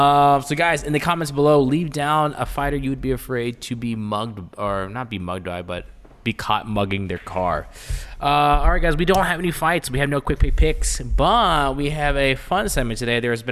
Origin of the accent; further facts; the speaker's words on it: Chicago, Illinois, United States; my hometown, Chicago, Illinois. I was born in Cook County Hospital.